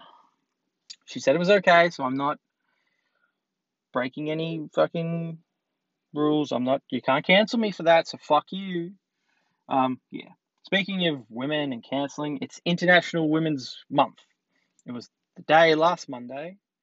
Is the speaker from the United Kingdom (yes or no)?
no; Australia; I'm Australian